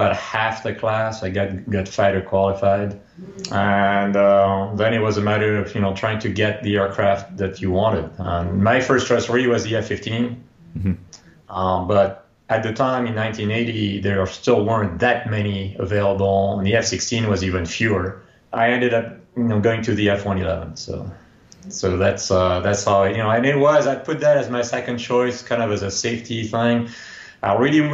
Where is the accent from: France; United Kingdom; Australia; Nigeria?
France; moved away as an adult; now in United States; I grew up in France